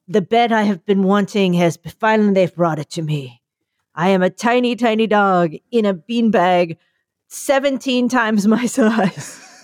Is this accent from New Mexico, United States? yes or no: no; New York City, New York, United States; I'm from New York